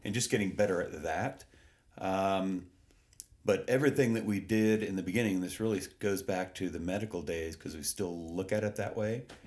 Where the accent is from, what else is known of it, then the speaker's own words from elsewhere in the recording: Texas, United States; now in Colorado, United States; I grew up in Texas